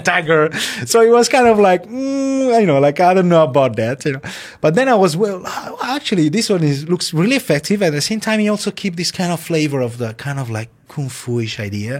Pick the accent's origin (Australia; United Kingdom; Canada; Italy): Italy; born or raised there; English is a second language